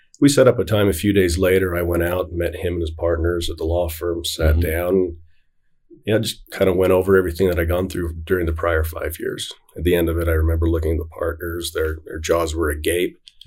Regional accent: Davis County, Utah, United States; I grew up in Davis County

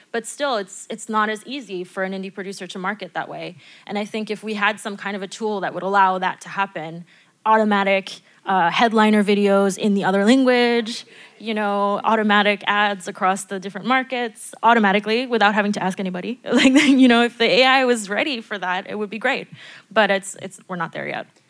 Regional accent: United States; now in France; as an American

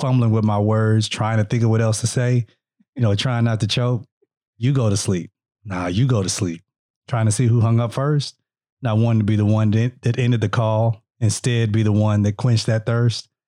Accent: Mississippi, United States

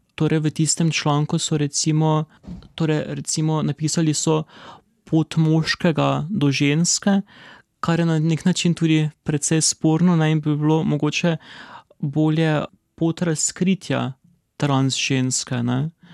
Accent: Maribor, Drava, Slovenia; v mojem rojstnem mestu

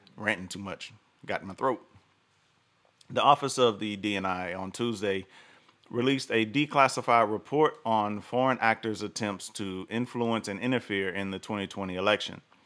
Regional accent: the South, United States; I live in the South. I grew up in the South

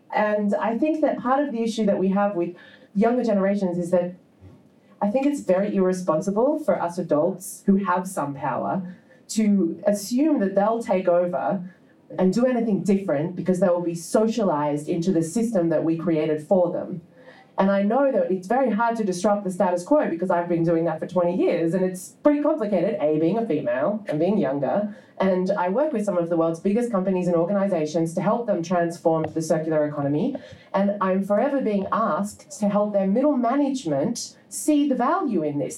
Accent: Australia; I'm from Australia

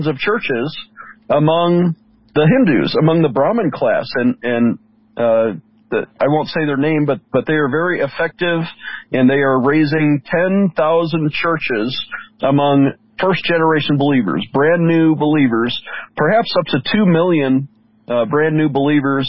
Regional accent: Buffalo, New York, United States; I'm from New York. I was born and raised in Buffalo

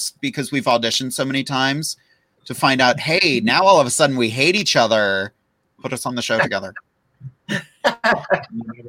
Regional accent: Rochester, United States; I'm from Rochester

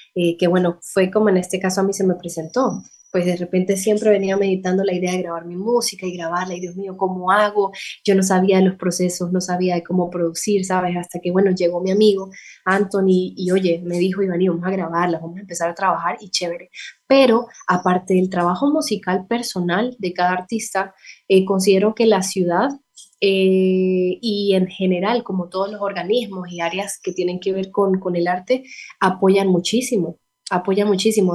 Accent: San Cristóbal, Táchira, Venezuela; moved away as an adult; now in Bucaramanga, Colombia; Yo soy de San Cristóbal, eso es una ciudad que queda muy cercana a la frontera con Colombia.

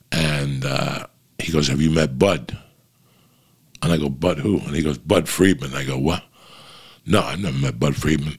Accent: Cuba; But he asked me, where are you from? Are you Italian? I go, no, I'm Cuban.

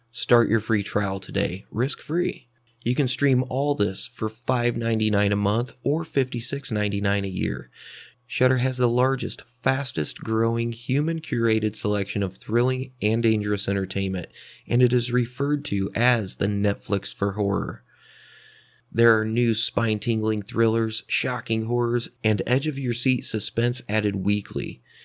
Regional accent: Fort Wayne, Indiana, United States; Fort Wayne, Indiana, which is where I'm from

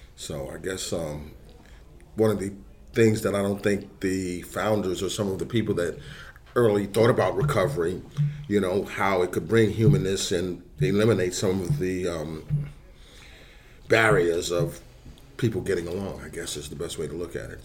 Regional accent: New York City, New York, United States; now in North Carolina, United States; I grew up in New York, 70s. I was in high school, early 70s

